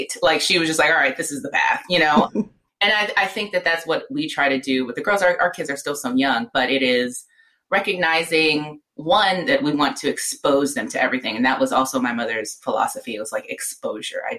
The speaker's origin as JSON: {"language": "English", "town": "Avalon", "region": "California", "country": "United States", "tie": "born or raised there", "also_born_or_lived": "Los Angeles, California", "said": "And we're from Southern California, Los Angeles, South Central"}